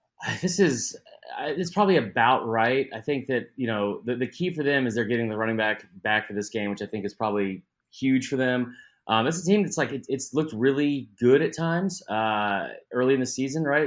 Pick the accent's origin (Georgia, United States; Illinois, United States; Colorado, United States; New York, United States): Georgia, United States; Atlanta; born and raised in Atlanta